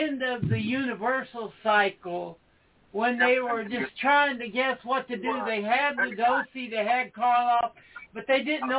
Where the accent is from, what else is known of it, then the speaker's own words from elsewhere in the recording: Tennessee, United States; I'm from Tennessee, and we have the Knoxville Horror Fest going on all month